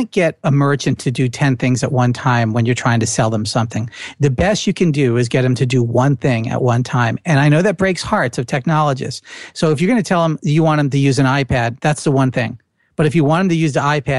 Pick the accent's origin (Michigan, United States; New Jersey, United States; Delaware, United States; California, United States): New Jersey, United States; accent: Jersey; my Jersey accent